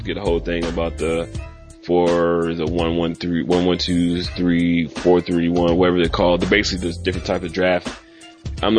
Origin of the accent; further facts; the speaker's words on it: Indianapolis, Indiana, United States; also born or lived in Northeast Texas; now in Texas, United States; originally I'm from Indianapolis